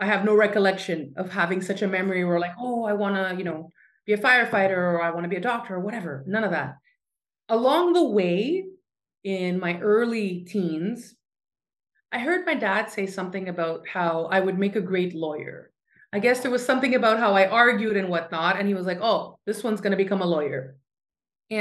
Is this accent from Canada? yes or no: yes; Montreal, Quebec, Canada; moved away as an adult; now in Crete, Greece; I was born in Montreal, Canada